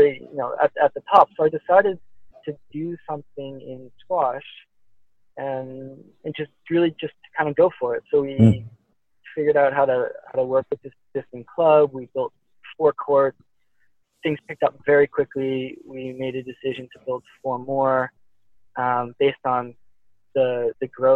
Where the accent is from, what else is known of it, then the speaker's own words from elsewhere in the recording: Boston suburbs, Massachusetts, United States; also born or lived in Nanjing, China; I grew up in the Boston suburbs where I've opened up this club